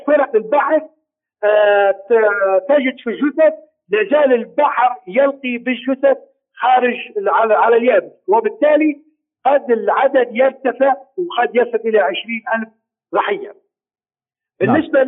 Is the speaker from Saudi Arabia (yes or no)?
no; Libya; نحن كليبيين